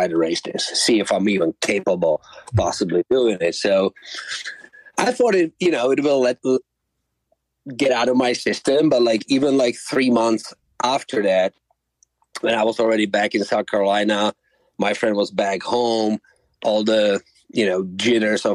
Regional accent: Czechia; moved away as an adult; now in United States; I moved to U.S. when I was 20. So I spent more time on U.S. soil of my life than I spent in my home country

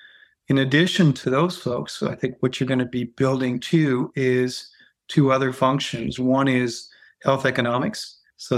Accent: Germany; So I'm half half American, half French. And I grew up in Germany.

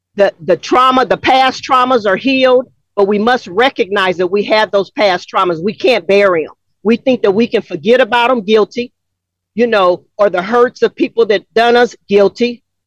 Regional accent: Los Angeles, California, United States; moved away as an adult; now in Atlanta, United States; Growing up in South Central LA, a mixed chick

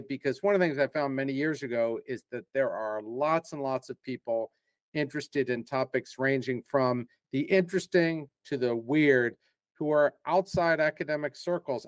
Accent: Philadelphia, Pennsylvania, United States; moved away as an adult; also born or lived in England / Portugal / Brazil / Japan; I'm actually from the Philadelphia area, and I like to tell people I'm just a regular Philadelphia guy.

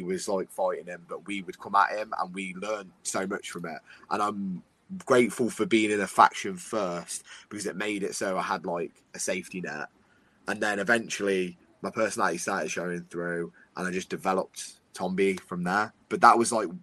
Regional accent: United Kingdom; I'm a British wrestler

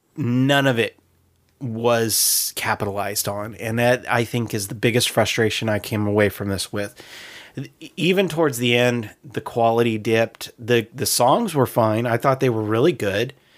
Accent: United States; as an American

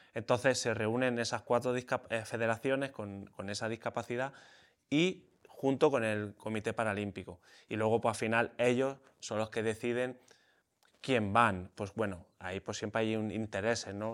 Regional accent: Spain; corría en España, hacía carreritas ahí por la región donde yo vivía

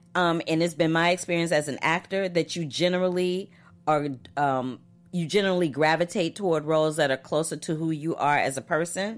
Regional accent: St. Louis, Missouri, United States; moved away; in Saint Louis, Missouri

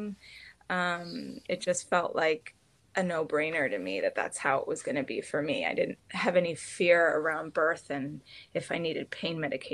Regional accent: United States; being an American

